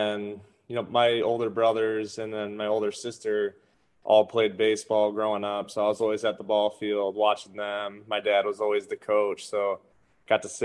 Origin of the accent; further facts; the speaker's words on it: Saginaw, Michigan, United States; I was playing on a team locally in my hometown, Saginaw, Michigan